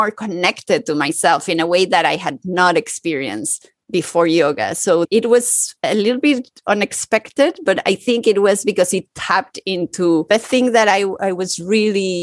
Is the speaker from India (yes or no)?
no; Mexico City, Mexico; moved away as an adult; also born or lived in New York; now in Paris, France; I was born and grew up in Mexico City and in a multicultural family